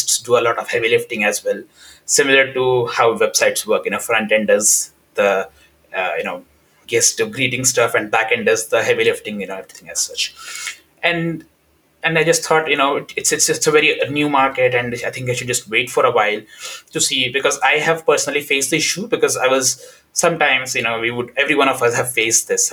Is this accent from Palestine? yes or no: no; India; moved away as an adult; now in United Kingdom; I come from India